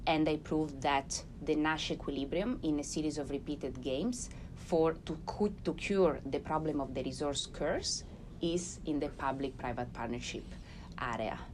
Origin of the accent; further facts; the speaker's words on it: Ferrara, Emilia-Romagna, Italy; I'm from Ferrara.